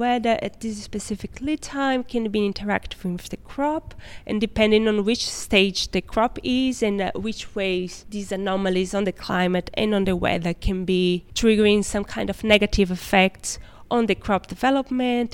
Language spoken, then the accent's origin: English; Recife, Pernambuco, Brazil; moved away as an adult; now in Amsterdam, Netherlands; I'm from Recife directly